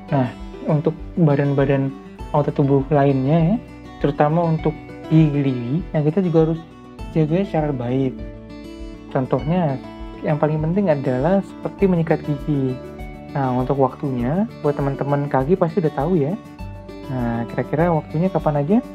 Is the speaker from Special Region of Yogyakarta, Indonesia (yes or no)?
no; Jakarta, Indonesia; aku dari Jakarta aslinya aslinya dari Jakarta kan di kos di Jogja